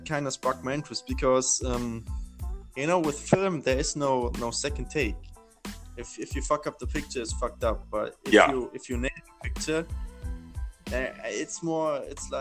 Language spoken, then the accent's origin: English; near Mainz, Rhineland-Palatinate, Germany; I was growing up near Mainz. That's a city like, I think, 30 kilometers from Frankfurt.